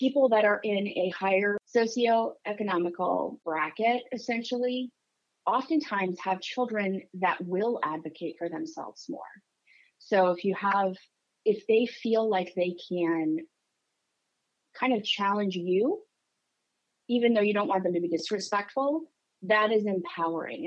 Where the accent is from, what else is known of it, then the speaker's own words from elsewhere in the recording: New Hampshire, United States; I grew up in New Hampshire, tiny little town in the Northeast.